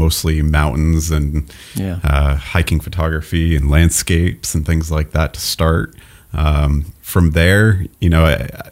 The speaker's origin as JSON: {"language": "English", "town": "Groton", "region": "Massachusetts", "country": "United States", "tie": "born or raised there", "also_born_or_lived": "New England", "moved": "yes", "lives_now": "North Conway, United States", "said": "I grew up in Groton, Massachusetts"}